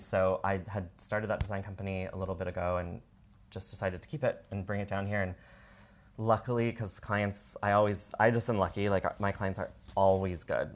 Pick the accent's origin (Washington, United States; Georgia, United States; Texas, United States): Washington, United States; moved away as an adult; now in San Diego, United States; I'm from Washington